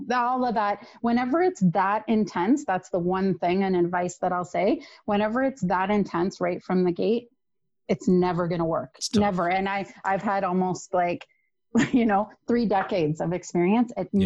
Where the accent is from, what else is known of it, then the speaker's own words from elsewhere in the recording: Toronto, Ontario, Canada; I grew up in Toronto